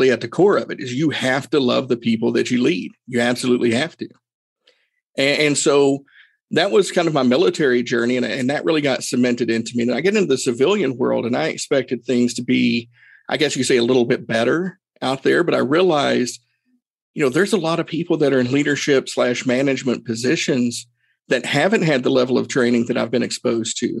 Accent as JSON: {"language": "English", "town": "Erwin", "region": "Tennessee", "country": "United States", "tie": "born or raised there", "said": "my hometown, small town, Irwin, Tennessee"}